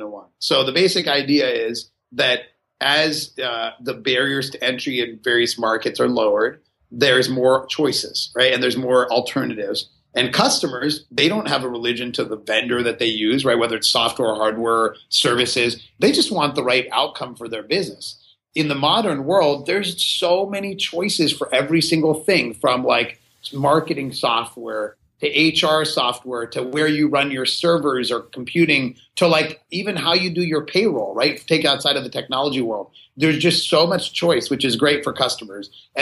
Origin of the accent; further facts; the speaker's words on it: Pittsburgh, Pennsylvania, United States; I grew up in Pittsburgh, Pennsylvania